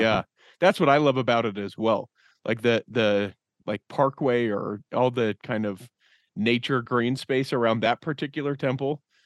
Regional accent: Utah, United States; we're from Utah

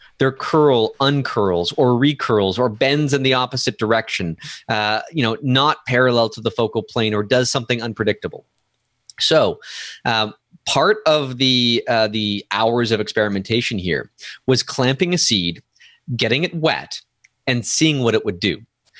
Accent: Canada; Doncom.ca and skycrystals.ca.ca, because I'm Canadian.

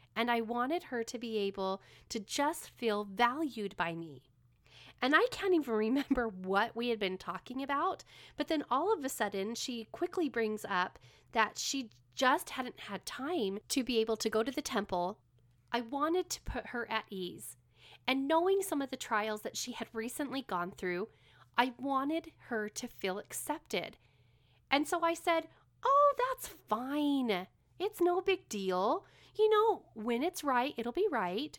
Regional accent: California, United States; now in Utah, United States; I live in Utah, but I was born and raised in California.

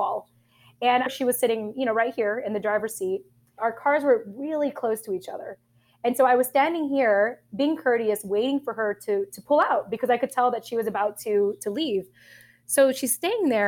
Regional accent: Southern California, United States; also born or lived in Japan; I was raised in SoCal or Southern California

